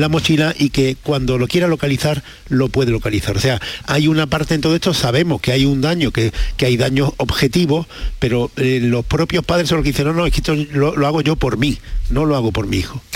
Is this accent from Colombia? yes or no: no; Spain; los españoles estos somos muy peculiares